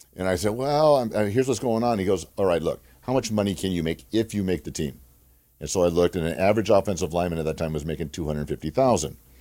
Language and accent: English; Glendora, California, United States; also born or lived in Duarte, California; I'm a, a Southern California boy. I grew up in, in Glendora, California. I was born in Duarte